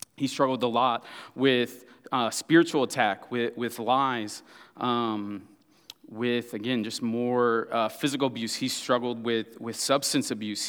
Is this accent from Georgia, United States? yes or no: no; Kansas City, Missouri, United States; I'm from Kansas City, Missouri, and not Kansas City, Kansas